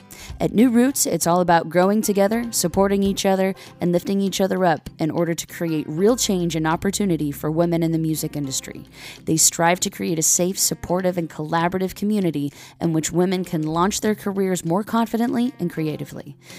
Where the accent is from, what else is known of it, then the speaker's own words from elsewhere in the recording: Columbus, Ohio, United States; So I'm originally from Columbus, Ohio area.